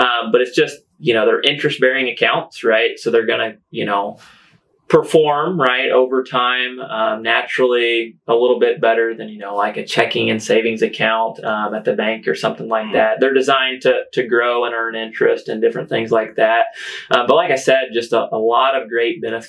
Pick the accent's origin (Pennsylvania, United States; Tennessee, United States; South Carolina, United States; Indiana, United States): Indiana, United States; Washington County; also born or lived in West Lafayette, Indiana; I was able to move back home late 2016